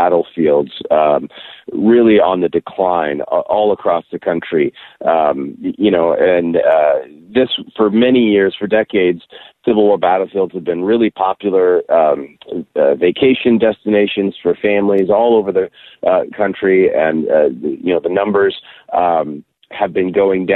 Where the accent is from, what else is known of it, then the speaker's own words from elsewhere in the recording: Austin, Texas, United States; my hometown of Austin and at the University of Texas